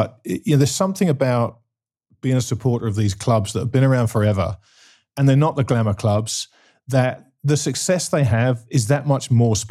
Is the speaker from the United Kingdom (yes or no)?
yes; England, United Kingdom; as an Englishman